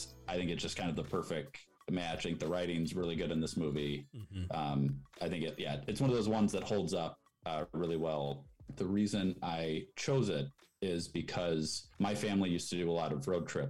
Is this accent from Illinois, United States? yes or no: yes; Chicago, Illinois, United States; I'm from the Chicago area